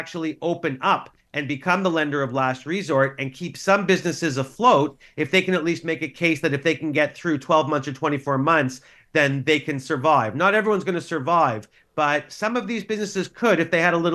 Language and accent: English; Canada; as a Canadian